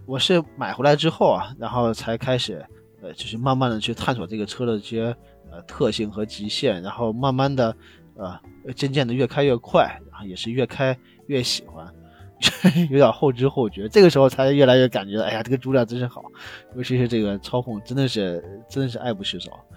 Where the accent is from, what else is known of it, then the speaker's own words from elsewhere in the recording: Xi'an, Shaanxi, China; 我是西安的，然后跑到我们西安南边这个这个祁岭山里边